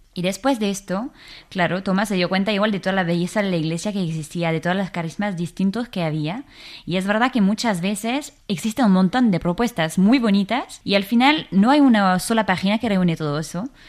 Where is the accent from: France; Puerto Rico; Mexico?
France; Versailles, Île-de-France; Spanish is a second language; moved away as an adult; now in Spain; yo soy de Versalles entonces, em, claro, siempre crecí en, en, una familia católica